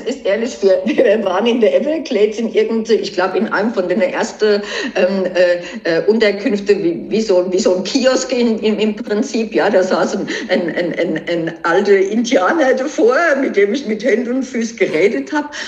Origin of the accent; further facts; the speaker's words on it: Germany; bei uns in Deutschland